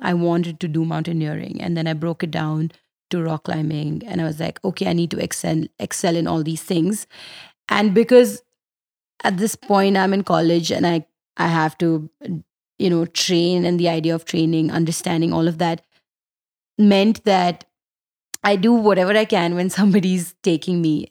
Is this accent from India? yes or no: yes; Delhi, India; I'm from Delhi